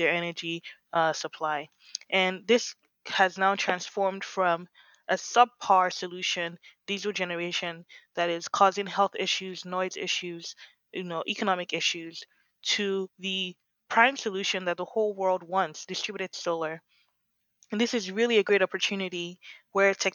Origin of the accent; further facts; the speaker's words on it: Lagos, Nigeria; now in Berkeley, United States; I grew up in Lagos and we used self-generation